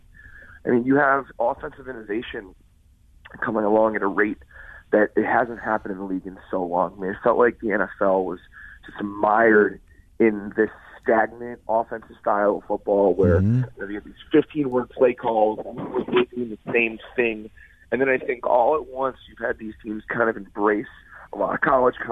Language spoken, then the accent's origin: English; Chicago, Illinois, United States; moved away as an adult; also born or lived in Columbia, Missouri / Boston / Los Angeles; From Chicago originally. Came back here.